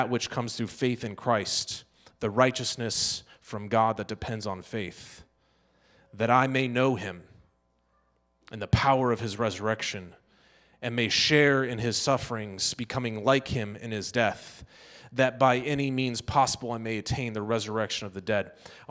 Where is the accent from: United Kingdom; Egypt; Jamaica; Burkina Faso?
Burkina Faso; Dedougou, Boucle du Mouhoun; That's because I grew up in the Sahel region of West Africa.